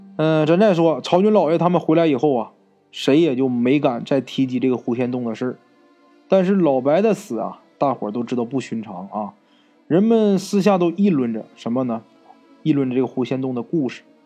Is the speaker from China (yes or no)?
yes; Northeast China, China; accent: Northeastern; 咱们东北话啊，就是外婆的意思